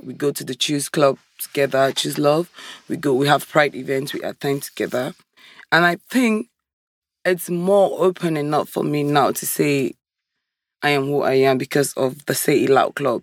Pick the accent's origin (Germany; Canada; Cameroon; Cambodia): Cameroon; moved away as an adult; I'm from Africa, originally from Cameroon